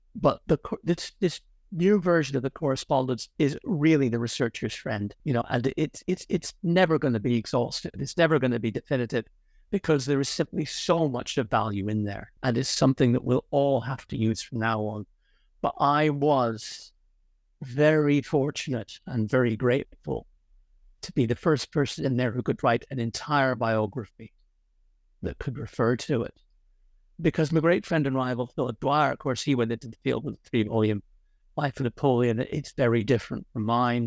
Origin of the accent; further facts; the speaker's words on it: Ireland; moved away; also born or lived in Connecticut, United States / Oxford, United Kingdom; I was largely brought up in Ireland.